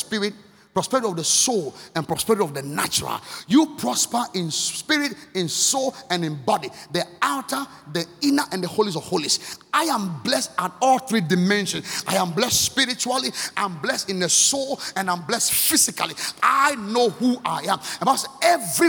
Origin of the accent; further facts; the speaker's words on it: Akim Oda, Eastern Region, Ghana; moved away; also born or lived in Accra, Ghana; the one we're growing up in Akimoda